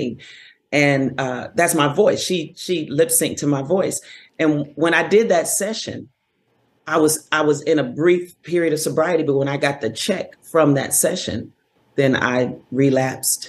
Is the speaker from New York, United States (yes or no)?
no; Los Angeles, California, United States; I grew up in Los Angeles